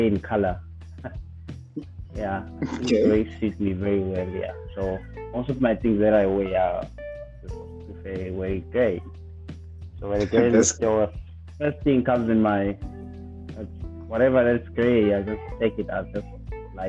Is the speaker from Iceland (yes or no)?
no; Ulundi, KwaZulu-Natal, South Africa; now in Durban, South Africa; I was born in Ulundi. I was raised in Ulundi.